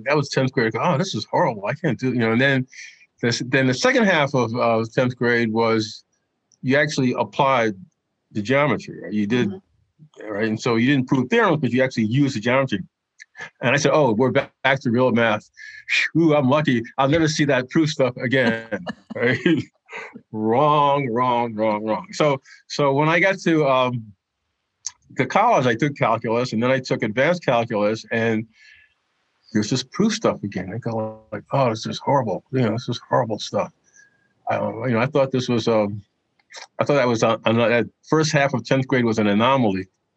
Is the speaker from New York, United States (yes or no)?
yes; New York City, New York, United States; I grew up in Brooklyn